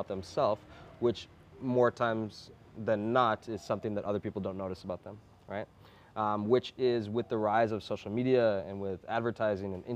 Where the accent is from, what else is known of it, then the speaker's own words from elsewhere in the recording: United States; I grew up in America